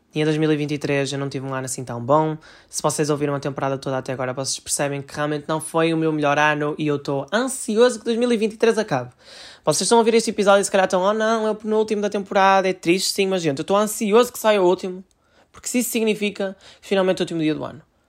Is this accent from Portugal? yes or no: yes; Portugal; eu também sou português